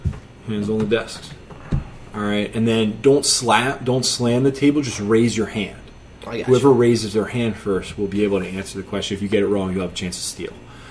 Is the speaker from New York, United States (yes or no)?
no; Pennsylvania, United States; I'm from Pennsylvania.